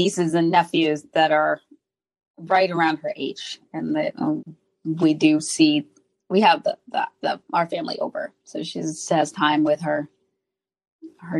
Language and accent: English; Haiti; I'm from Haiti, and we have a family that they're very huggy